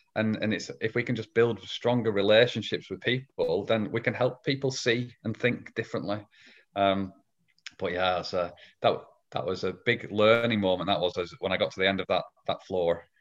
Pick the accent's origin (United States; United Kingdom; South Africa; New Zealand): United Kingdom; England; I'm from Old England, um, as opposed to, as opposed to New England. So, yeah, I live in, live in England.